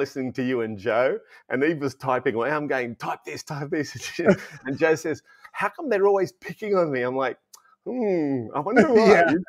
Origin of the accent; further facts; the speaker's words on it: Sydney, New South Wales, Australia; my parents were born in Greece. I was born here in Australia.